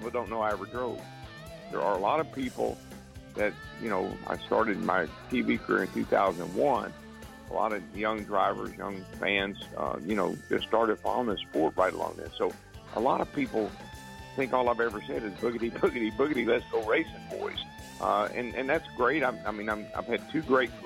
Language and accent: English; Owensboro, Kentucky, United States; I grew up in Owensboro, Kentucky